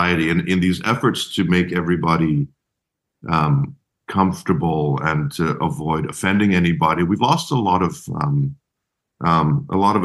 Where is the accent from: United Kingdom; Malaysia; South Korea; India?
Malaysia; moved away; I grew up in Malaysia. So my mom's Chinese, my dad's from a mule farm in Missouri